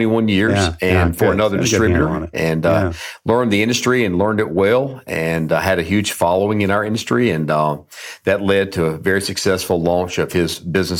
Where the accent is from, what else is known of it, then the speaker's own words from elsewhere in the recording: Durham, North Carolina, United States; I grew up in Durham, North Carolina.